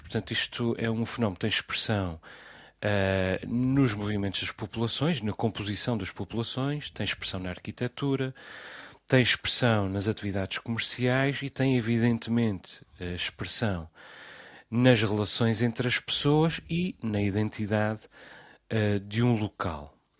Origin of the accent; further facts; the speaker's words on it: Azores, Portugal; also born or lived in Lisbon; eu, que sou dos Açores e vivo nos Açores